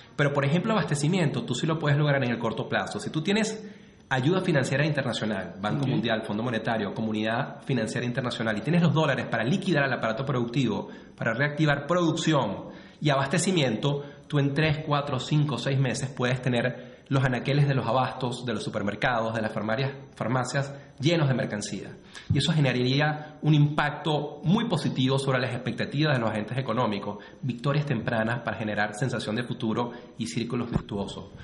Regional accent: Venezuela; como venezolano

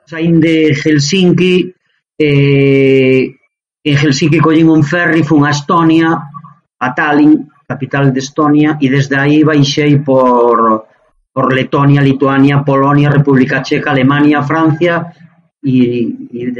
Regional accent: Muíños, Galicia, Spain; born or raised there; also born or lived in Allariz

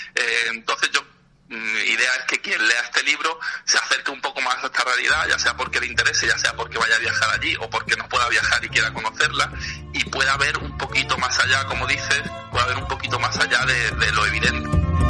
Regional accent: Málaga, Andalusia, Spain; moved away as an adult; now in Madrid, Spain; soy periodista, soy malagueño y me vine a vivir a Madrid en 2007

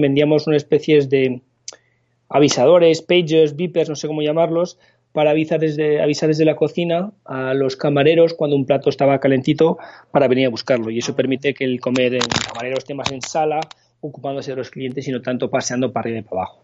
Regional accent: Paris, Île-de-France, France; moved away as an adult; also born or lived in Barcelona, Spain; now in Spain; me fui a vivir a París, donde me crié principalmente, viví allí 23 años

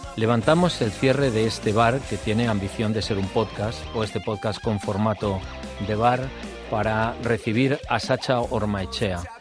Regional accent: Spain; cuando salimos de España

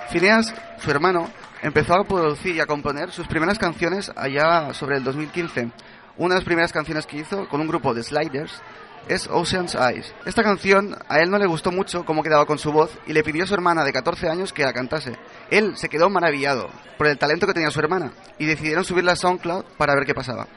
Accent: Chile; now in Barcelona, Spain; Allí en Chile, el país de donde vengo

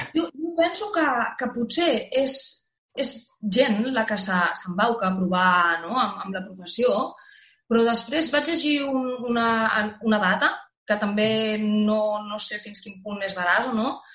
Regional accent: the Pyrenees, Spain; jo venim, venim del Pirineu

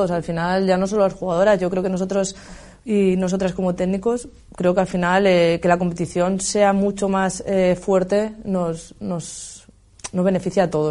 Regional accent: Castilla-La Mancha, Spain; también soy de Castilla-La Mancha

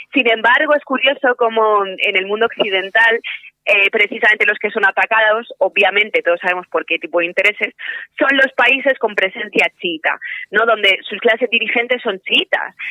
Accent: Spain; mi propio país

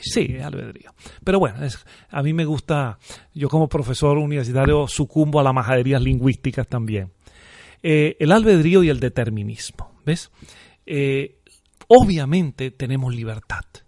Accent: Venezuela; moved away as an adult; now in Murcia, Spain

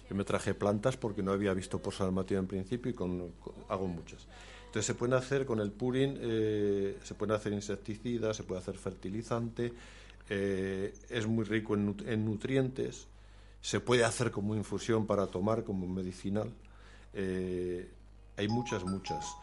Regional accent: Aragon, Spain; born there; yo soy nacido en Zimbaya...

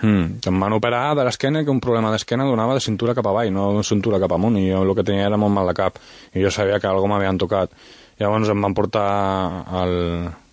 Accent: Sant Sadurní d'Anoia, Catalonia, Spain; also born or lived in Vinaròs, Valencian Community; sóc de Sant Sadurní de Noia

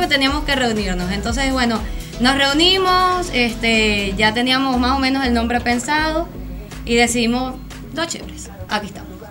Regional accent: Venezuela; now in Argentina; todos son, somos venezolanos

